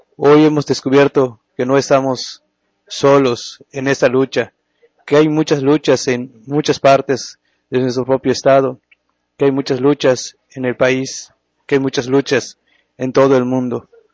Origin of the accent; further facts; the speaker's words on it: Buxo, Yucatán, Mexico; soy eh, de, de Buxo, es una, un pueblo, una comunidad de acá de Yucatán